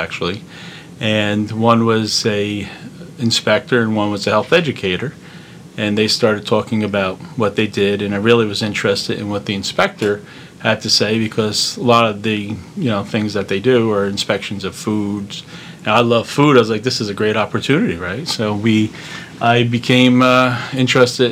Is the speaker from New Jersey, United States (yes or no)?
yes; Clifton, New Jersey, United States; I was born and raised in Clifton on Livingston Street